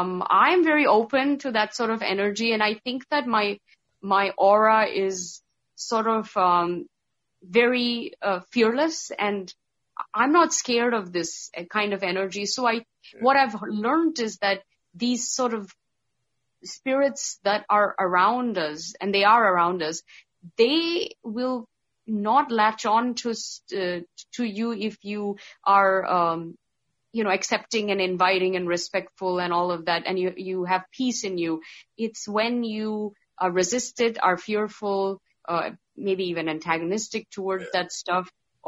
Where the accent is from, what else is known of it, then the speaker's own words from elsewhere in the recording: India; So because even though I'm a Hindu and from India, because I grew up in the Middle East, I was more exposed to, Arabic and Islamic taboos, I think.